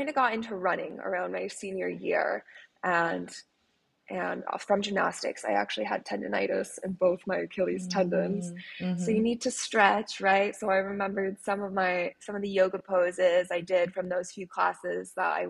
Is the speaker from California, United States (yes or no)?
no; Connecticut, United States; now in Miami, United States; I'm from Connecticut originally, a small town in Connecticut. So I grew up with parents who are super outdoorsy